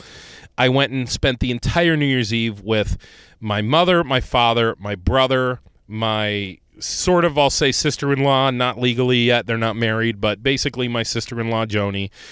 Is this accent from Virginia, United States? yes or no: no; Ohio, United States; moved away; my trip back home to Ohio